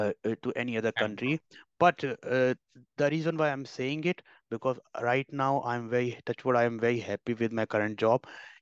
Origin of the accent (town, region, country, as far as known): India; also born or lived in Ireland